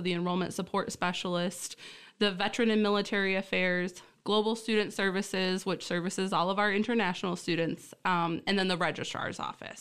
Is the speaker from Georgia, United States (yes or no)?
no; Essexville, Michigan, United States; also born or lived in Key Largo, Florida; only lived there a short while and then was born and raised in Essexville, Michigan